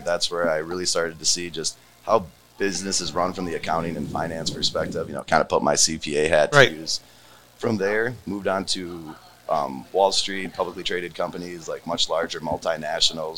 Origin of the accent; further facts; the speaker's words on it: Wisconsin, United States; moved away as an adult; also born or lived in Colorado; I'm from Wisconsin, so just classic dairy farm family from Wisconsin